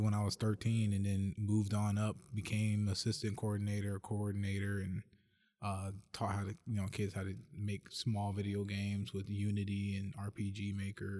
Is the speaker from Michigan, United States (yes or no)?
yes; Detroit, Michigan, United States; also born or lived in Las Vegas; I was born and raised in Detroit